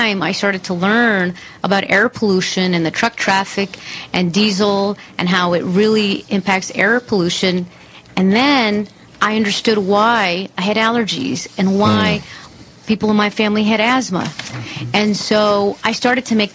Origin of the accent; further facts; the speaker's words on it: Los Angeles, California, United States; I grew up in the Carson Harbor Gateway area, not too far from Compton and Watts, where I represent now